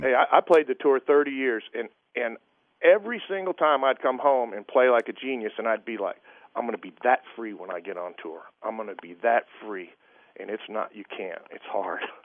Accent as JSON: {"language": "English", "country": "United States", "said": "I'm an American"}